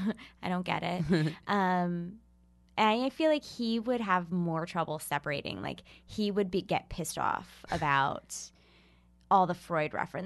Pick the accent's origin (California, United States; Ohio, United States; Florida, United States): Ohio, United States; Yeah, I grew up in Ohio.